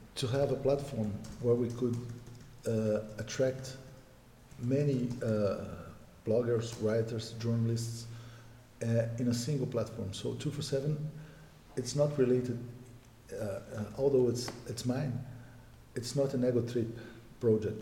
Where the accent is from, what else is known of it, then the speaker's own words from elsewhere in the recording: Brasília, Federal District, Brazil; I was born in Brazil, the capital